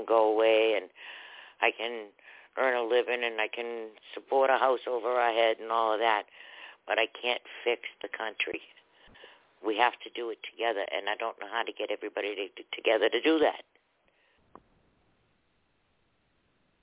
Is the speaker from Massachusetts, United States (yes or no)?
yes; Boston, Massachusetts, United States; I grew up in Boston, but I did go to private school